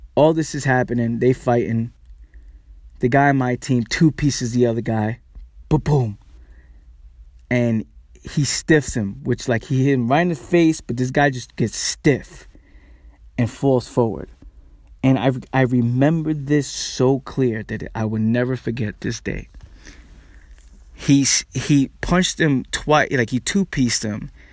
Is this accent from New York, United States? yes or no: yes; New York City, New York, United States; me growing up in the Bronx